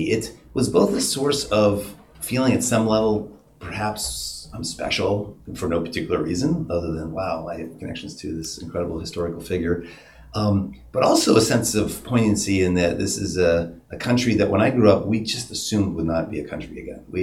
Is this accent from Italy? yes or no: no; Arizona, United States; born there; I was born in Arizona. Uh, my parents met in Canada, they were themselves both refugees from Estonia through Europe